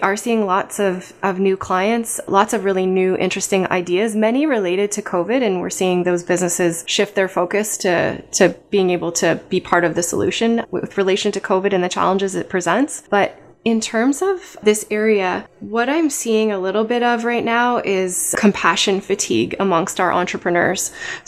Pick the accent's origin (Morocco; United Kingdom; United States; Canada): Canada; Barrie, Ontario; born there; I was born in Barrie. I lived all over the world and chose to come back here.